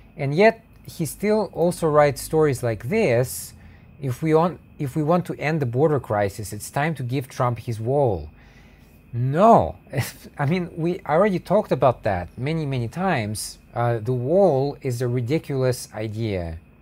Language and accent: English; United States; I'm an American white pe-, person